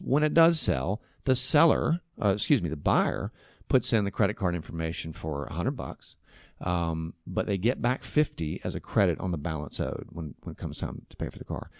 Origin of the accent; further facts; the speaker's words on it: Chattanooga, Tennessee, United States; also born or lived in New York; I grew up here in Chattanooga